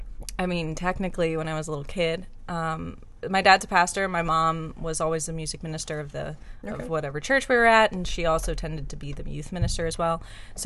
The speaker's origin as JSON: {"language": "English", "town": "Charlottesville", "region": "Virginia", "country": "United States", "tie": "born or raised there", "also_born_or_lived": "Fairfax, Virginia / Martinsburg, West Virginia", "accent": "Southern", "moved": "as an adult", "lives_now": "New York City, United States", "said": "I'm from Charlottesville, which is dead center, and the home of Thomas Jefferson."}